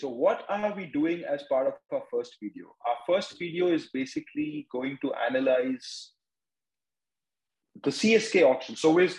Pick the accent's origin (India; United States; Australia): India; Mumbai, Maharashtra; I'm from Mumbai, so, you know, I mean, there's always been Mumbai.